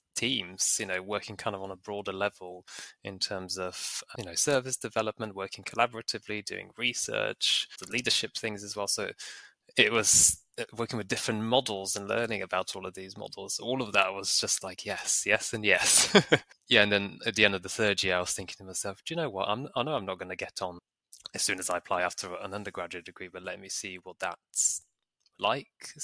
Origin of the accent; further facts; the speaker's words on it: Bulgaria; moved away; I grew up in Bulgaria, that's where I went to school